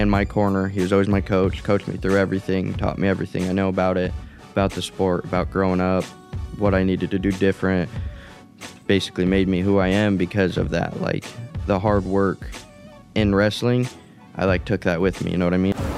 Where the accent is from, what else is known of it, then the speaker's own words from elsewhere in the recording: Green River, Wyoming, United States; moved away; my parents were born and raised in Wyoming, small town, Green River, Rock Springs area. Not very big, not many people. Everybody knows everybody's business and everything. Then I was born there as well